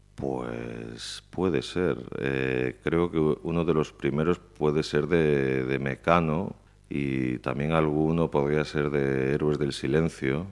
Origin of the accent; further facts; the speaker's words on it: Pontevedra, Galicia, Spain; yo crecí en Paseo de Colón, bueno, exactamente, yo vivía en la Rua Nova de Baixo, que está aquí al lado.